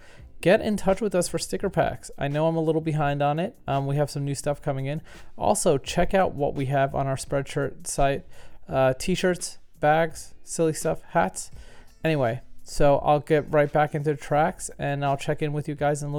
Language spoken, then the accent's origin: English; New York City, New York, United States; I grew up in Brooklyn.